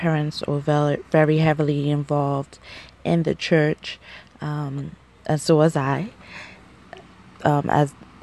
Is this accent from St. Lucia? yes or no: yes; St. Lucia; moved away as an adult; also born or lived in United States; growing up in St. Lucia and the Caribbean